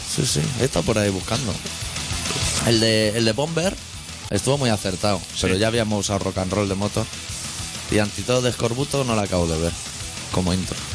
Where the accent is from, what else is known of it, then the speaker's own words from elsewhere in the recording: Catalonia, Spain; siendo catalán por el mundo